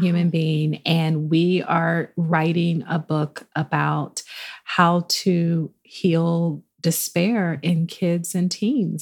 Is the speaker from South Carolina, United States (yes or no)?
yes; Charleston, South Carolina, United States; I grew up in Charleston, South Carolina